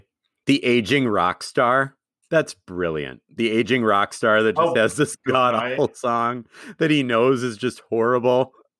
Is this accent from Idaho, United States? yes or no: no; Wisconsin, United States; moved away; I said I was from Wisconsin